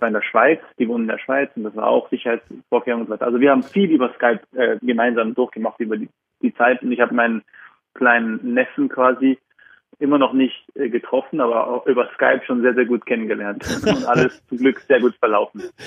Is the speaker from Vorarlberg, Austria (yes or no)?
yes; Vorarlberg, Austria; also born or lived in Berlin, Germany / Vienna, Austria; now in Zurich, Switzerland; Vorarlberg, wo ich geboren bin und aufgewachsen bin